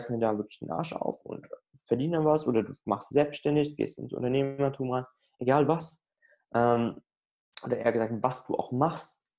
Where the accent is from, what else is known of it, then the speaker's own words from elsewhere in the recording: Frankfurt, Hesse, Germany; da kann ich nicht, also ich komme aus Frankfurt, da kann ich jetzt nicht jeden Tag mal so drei Stunden rüberfahren